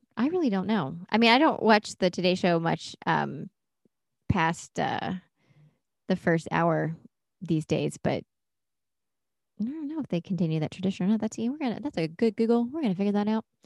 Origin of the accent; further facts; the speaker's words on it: Durham, North Carolina, United States; I grew up in Durham.